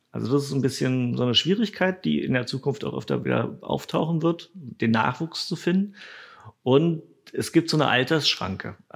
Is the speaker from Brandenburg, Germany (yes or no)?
yes; Potsdam, Brandenburg, Germany; Nee, ich bin aus Potsdam.